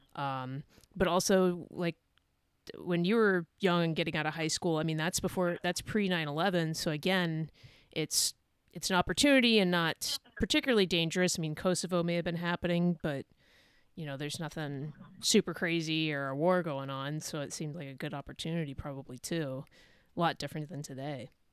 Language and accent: English; California, United States; moved away; also born or lived in Idaho; I'm originally originally from California